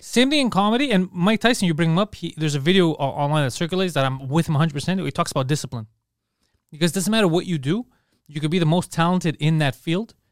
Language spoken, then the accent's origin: English; Canada; I was born here, so I feel Canadian